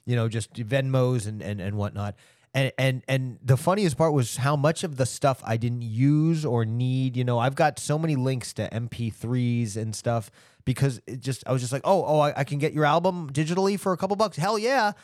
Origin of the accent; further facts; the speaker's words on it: Long Island, New York, United States; moved away; also born or lived in Fort Lauderdale, Florida / Broken Arrow, Oklahoma; I was born on Long Island. I, I grew up originally in New York.